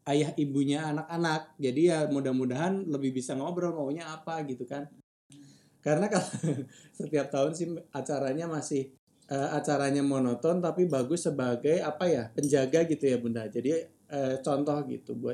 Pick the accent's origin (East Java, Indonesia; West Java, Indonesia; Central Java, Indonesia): Central Java, Indonesia; Semarang; Saya sebagai orang Semarang jarang banget ngajak keluarga ke Semarang.